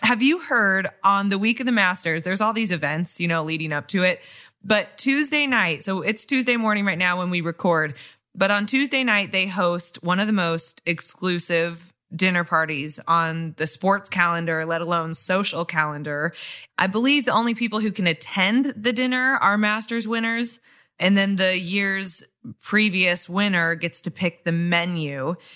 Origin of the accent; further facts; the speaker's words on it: Kansas City, United States; moved away; also born or lived in Wisconsin; I'm really from Kansas City